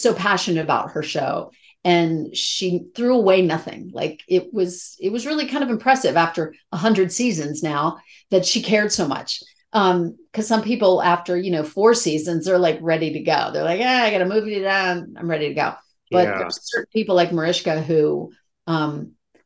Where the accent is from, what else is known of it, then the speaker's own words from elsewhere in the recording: Rockville, Maryland, United States; moved away as an adult; also born or lived in New York City; I grew up in Rockville, Maryland